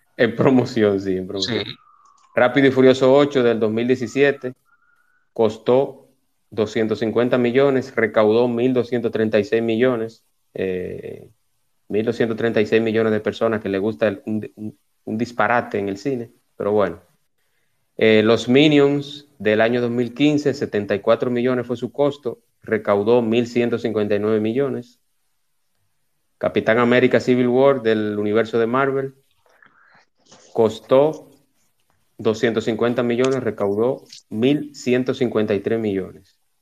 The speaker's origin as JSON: {"language": "Spanish", "country": "Dominican Republic", "said": "nosotros como dominicanos"}